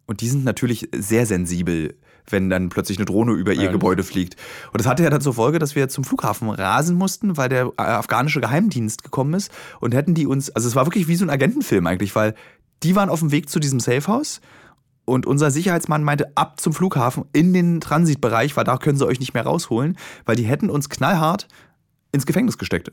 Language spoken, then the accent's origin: German; Germany; Ich meine, ich habe neun Jahre DDR mitbekommen